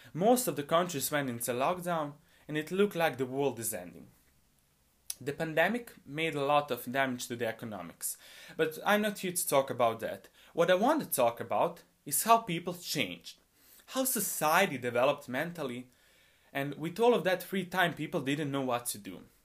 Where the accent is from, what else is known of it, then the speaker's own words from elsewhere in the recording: Bosnia & Herzegovina; I'm a high school student, and I come from Bosnia